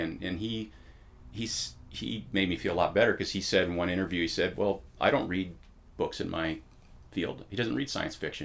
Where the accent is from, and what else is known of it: Newport Beach, California, United States; born or raised there; also born or lived in Pasadena, California / San Gabriel Valley, California